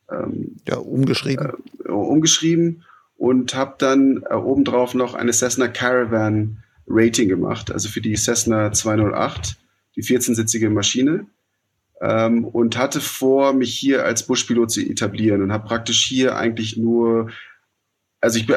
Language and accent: German; Nairobi, Kenya; Zum einen, ich bin in Nairobi aufgewachsen. Ähm, deswegen, ich kenne die, die Stadt.